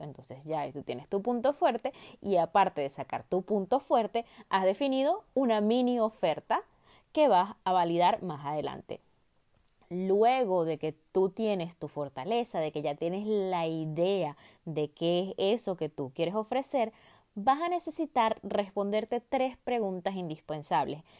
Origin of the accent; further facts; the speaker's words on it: Venezuela; moved away; una empresa en mi país natal, Venezuela